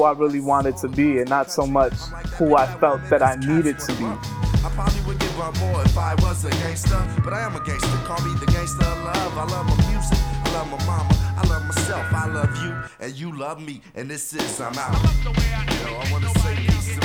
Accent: Calumet City, Illinois, United States; English is a second language; moved away; also born or lived in Bronx, New York; I grew up in Calumet City. I moved there when I was 5 years old

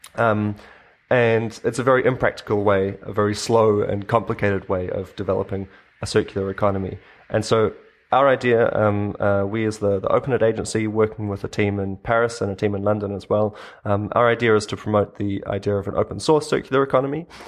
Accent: New Zealand; moved away as an adult; now in Berlin, Germany; I grew up in New Zealand myself

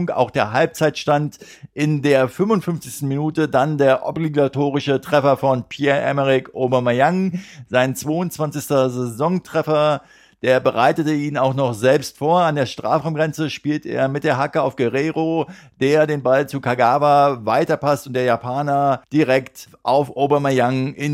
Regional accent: Berlin, Germany; Was mich als Berliner an diesem Sieg besonders freut

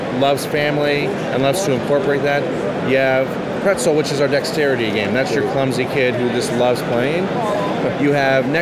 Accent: Indianapolis, Indiana, United States; now in Florida, United States; I'm from the Midwest. I'm from Indianapolis

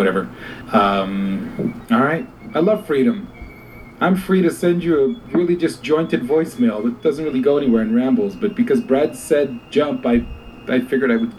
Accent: Canada; I'm Canadian

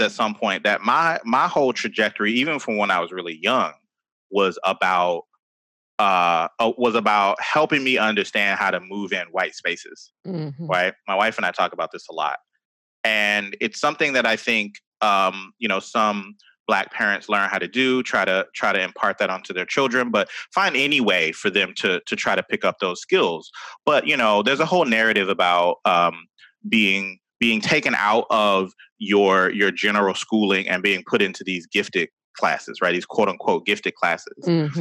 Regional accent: Atlanta, Georgia, United States; I grew up in Atlanta, like a lot of Black people around

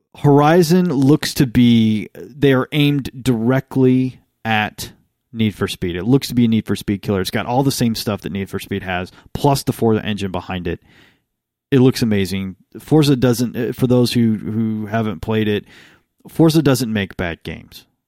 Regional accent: United States; I'm American.

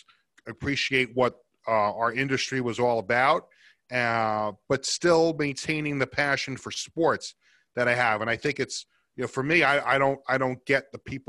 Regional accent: New York City, New York, United States; I grew up in Queens and I was an Islander fan

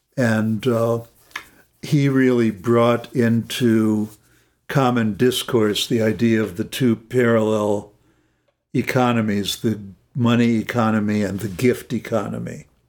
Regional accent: Los Angeles, California, United States; I grew up in Los Angeles.

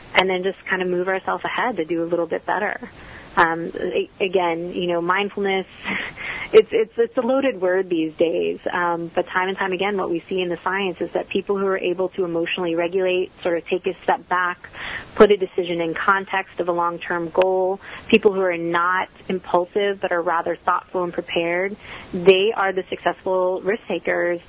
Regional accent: the Northeast near New York City, United States; now in Texas, United States; I grew up in the Northeast near New York City

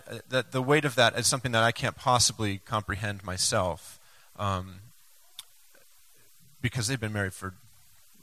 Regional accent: Maine, United States; growing up in Maine

